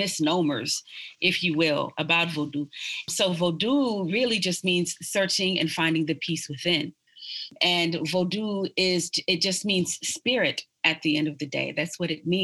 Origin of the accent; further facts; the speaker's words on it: New York City, New York, United States; now in Austin, United States; I was born in Brooklyn, New York, and I was born in Brooklyn at the height of hip hop